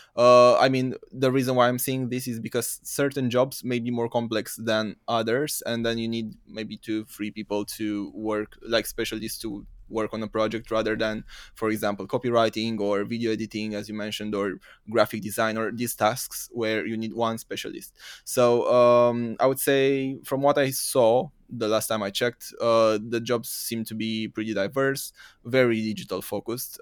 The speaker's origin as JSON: {"language": "English", "country": "Romania", "also_born_or_lived": "United Kingdom", "moved": "as an adult", "said": "originally I'm from Romania, from East Europe."}